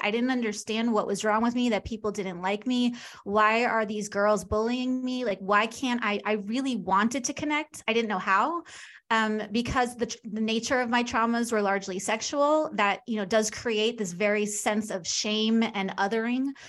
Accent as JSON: {"language": "English", "area": "Long Island", "region": "New York", "country": "United States", "tie": "born or raised there", "moved": "yes", "lives_now": "Kansas City, United States", "said": "I'm from New York, but I live in Kansas City."}